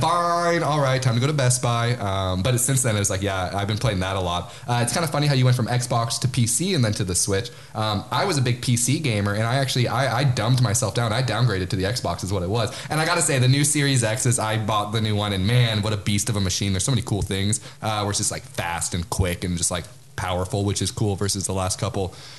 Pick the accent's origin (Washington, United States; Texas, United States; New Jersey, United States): Washington, United States; Spokane; We are from Spokane, Washington